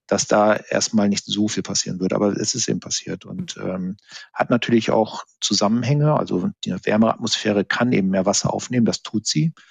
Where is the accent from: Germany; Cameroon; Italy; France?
Germany; Bremen; Da habe ich Bilder aus meiner Jugend von Bremen in Erinnerung